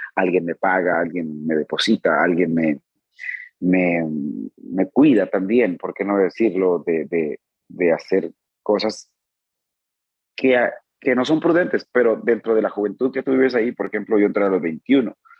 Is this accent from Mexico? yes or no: yes; Rosario, Sinaloa, Mexico; also born or lived in Mazatlán; de mi tierra, de Rosario